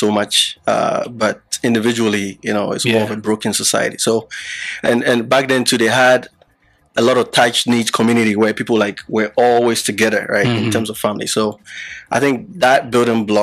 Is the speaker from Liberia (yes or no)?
yes; Liberia; moved away; also born or lived in Ghana; I was born in Liberia, but my parents were from Ghana